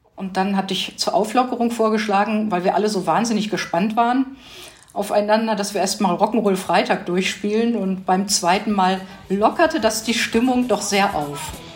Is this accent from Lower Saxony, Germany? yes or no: yes; Hanover, Lower Saxony, Germany; moved away; Ich komme ursprünglich aus Hannover